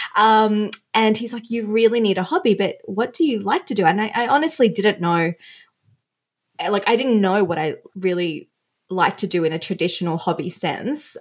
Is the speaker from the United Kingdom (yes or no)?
no; Australia; also born or lived in Sri Lanka; when we moved to Australia, I was 3, I was born in Sri Lanka.